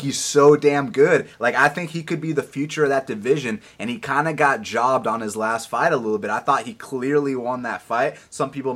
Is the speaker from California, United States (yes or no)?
no; Atlanta, Georgia, United States; I'm from Atlanta, Georgia